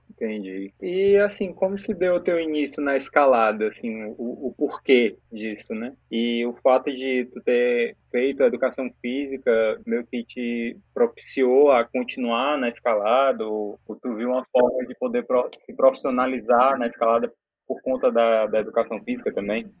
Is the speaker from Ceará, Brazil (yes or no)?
yes; Fortaleza, Ceará, Brazil; eu sou daqui de Fortaleza